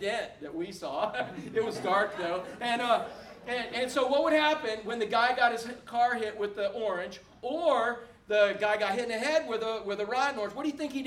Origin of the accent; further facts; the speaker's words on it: Orlando, Florida, United States; when I was a little boy growing up in Orlando